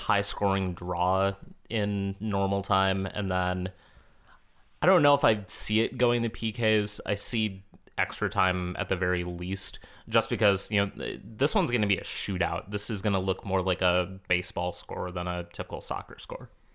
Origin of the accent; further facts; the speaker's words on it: Minnesota, United States; I'm a Minnesotan